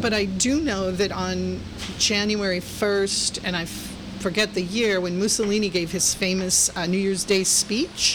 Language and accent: English; Florida, United States; moved away as an adult; also born or lived in Missouri / Hollywood, Los Angeles; now in San Francisco, United States; I was born in Missouri, raised in Florida